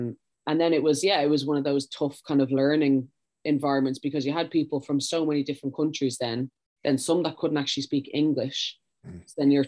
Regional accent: Ireland; moved away as an adult; also born or lived in Sweden

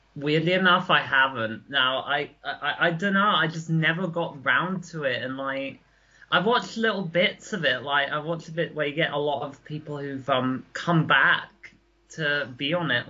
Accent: near Guildford, South East England, United Kingdom; I grew up obviously near Guildford

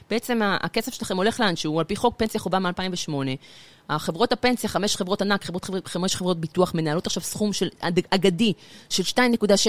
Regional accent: Gan Yavne, Central District, Israel; also born or lived in Beersheba; נולדתי בבאר שבע, גדלתי בגן יבנה, מי שמכיר חור קטן בין אשדוד לגדרה.

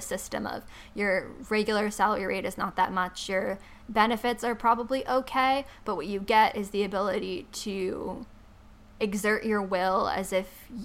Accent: New York, United States; I'm from New York

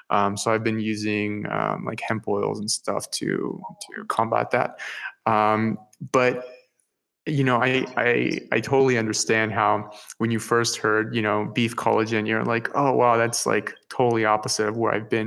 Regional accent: Peru; English is a second language; I'm originally from Peru.

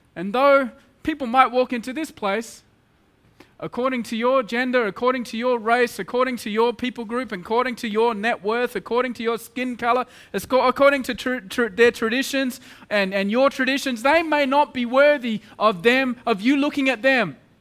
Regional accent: Australia; moved away as an adult; now in Mumbai, India; I'm very much in a middle class Australian boy

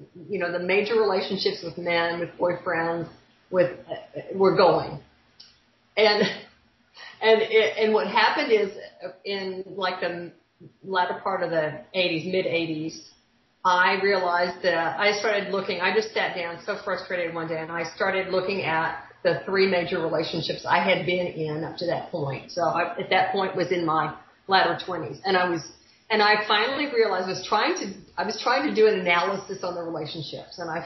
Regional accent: Dallas, Texas, United States; I grew up in Dallas. I'm a native Texan

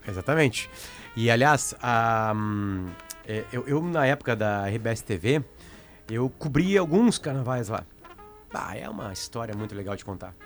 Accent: Alegrete, Rio Grande do Sul, Brazil; eu sou de Alegrete

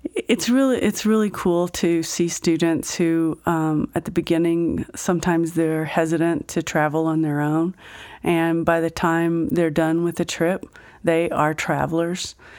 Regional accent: Fort Worth, Texas, United States; moved away as an adult; also born or lived in Mineral Wells, Texas; now in Grand Junction, United States; I didn't live there very long, but then I grew up in South, um, South, uh, Fort Worth

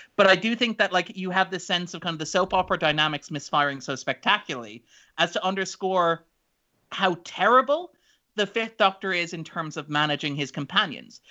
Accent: Ireland

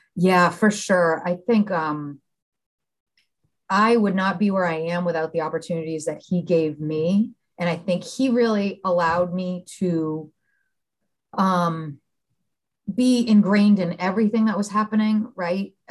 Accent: Billerica, Massachusetts, United States; I grew up outside of Boston, a little town called Billerica, Mass

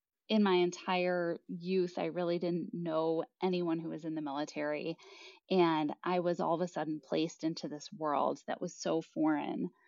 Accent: Chicago, Illinois, United States; I am originally from Chicago, as is my husband, and we moved back to Chicago to be closer to our family

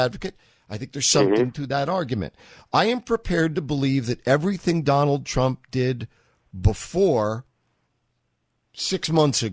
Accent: New York, United States; I grew up in New York.

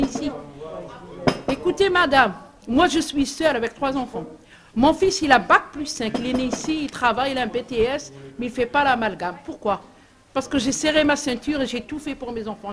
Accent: Algeria; now in France; nous les Algériens, on est plus français que lui

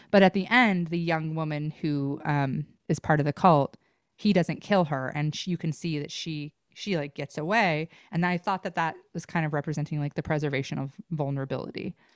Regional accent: Idaho, United States; growing up in Idaho

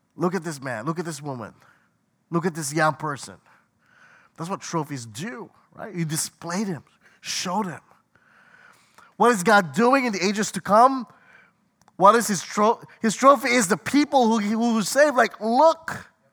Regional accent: Washington, United States; I'm from Washington State

